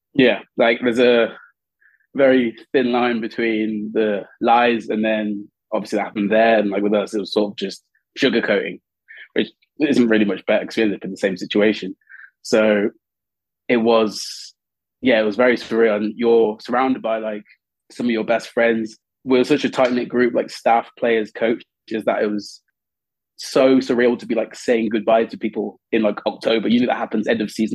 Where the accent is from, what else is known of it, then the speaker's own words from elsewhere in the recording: Birmingham, West Midlands, United Kingdom; moved away as an adult; also born or lived in Coventry; now in Paris, France; I was born in Coventry and I grew up in Birmingham